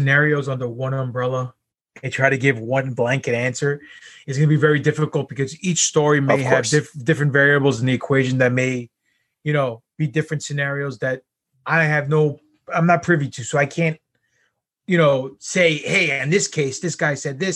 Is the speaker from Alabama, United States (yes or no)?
no; New York, United States; I'm from New York.